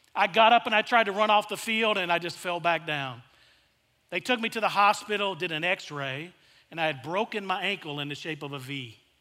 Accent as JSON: {"language": "English", "town": "El Dorado", "region": "Arkansas", "country": "United States", "tie": "born or raised there", "said": "I grew up in South Arkansas in a small town called El Dorado, Arkansas"}